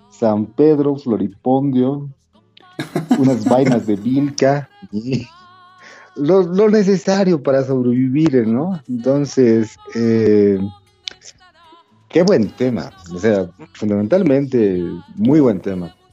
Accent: Bolivia; ha permeado las fronteras bolivianas, o sea, no somos bolivianos centristas en ese sentido.

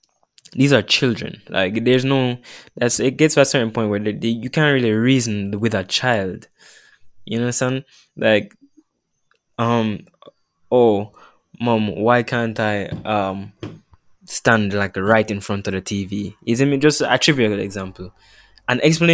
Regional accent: Jamaica; we're Jamaican with this culture

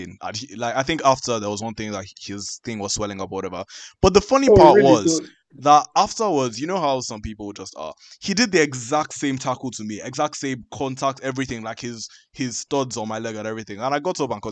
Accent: Nigeria; being Nigerian is a vibe

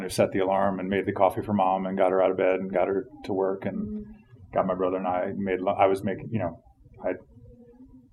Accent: Charlottesville, Virginia, United States; also born or lived in Richmond, Virginia / Philadelphia / Russian Far East; I grew up in Charlottesville, Virginia. I was born in Richmond.

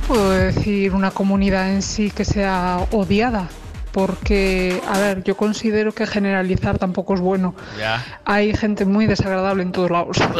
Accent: Galicia, Spain; accent: Galician; A los gallegos nos adoran. además de que somos inconfundibles por nuestro acento

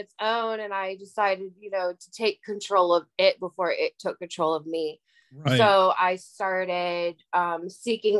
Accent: Harrison Township, Michigan, United States; moved away as an adult; now in Savannah, United States; I'm originally from Harrison Township, Michigan, which is the suburbs of Detroit

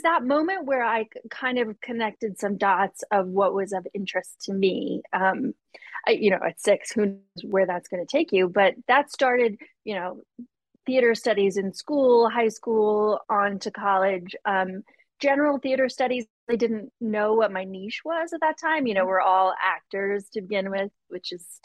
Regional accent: Long Island, New York, United States; now in Los Angeles, United States; I grew up on Long Island. So a stone's throw from Broadway.

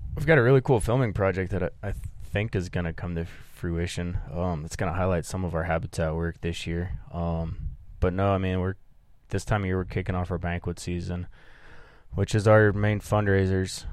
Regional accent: Midwest, United States; I grew up in the Midwest

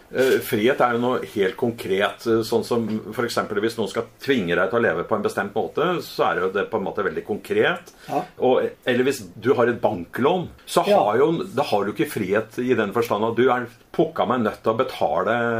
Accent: Norway; kommer jeg fra Velferds-Norge med demokrati

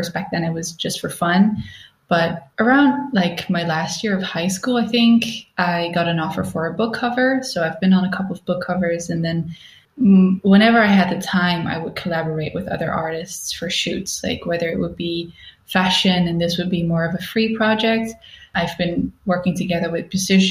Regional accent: Netherlands; moved away as an adult; also born or lived in Stockholm, Sweden; now in Berlin, Germany; I'm originally from the Netherlands

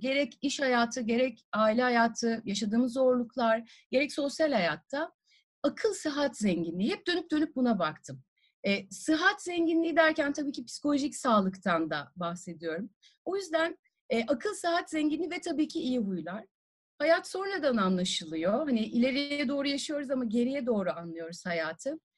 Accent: Tarsus, Mersin, Turkey; also born or lived in Adana; Tarsus'ta doğdum büyüdüm

